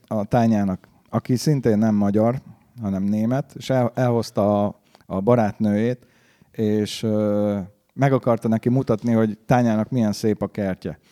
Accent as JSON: {"language": "Hungarian", "country": "Hungary", "said": "én is, mint magyar"}